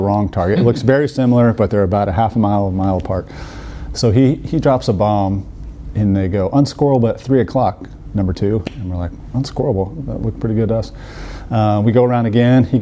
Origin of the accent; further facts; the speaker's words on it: Colorado, United States; I grew up in Colorado